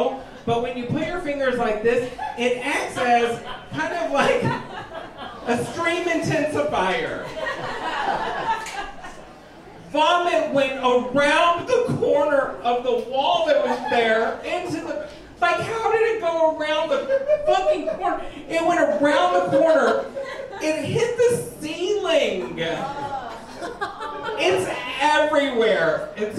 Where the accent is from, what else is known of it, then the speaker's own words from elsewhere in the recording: Texas, United States; moved away as an adult; also born or lived in Los Angeles; now in Wisconsin, United States; I'm from Texas